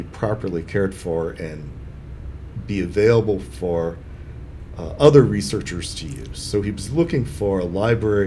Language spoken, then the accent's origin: English; Fort Worth, Texas, United States; moved away as an adult; also born or lived in Austin, Texas; now in San Marcos, United States; I'm from Fort Worth, Texas. I came to Austin to go to graduate school